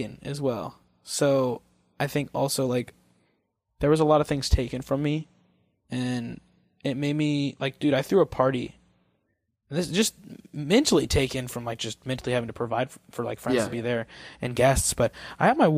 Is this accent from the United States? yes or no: yes; Missouri, United States; now in California, United States; I'm from Missouri